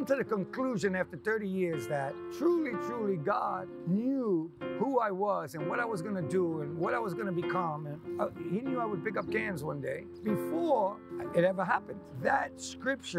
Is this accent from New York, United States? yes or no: yes; New York, United States; I grew up in New York, grew up in Queens.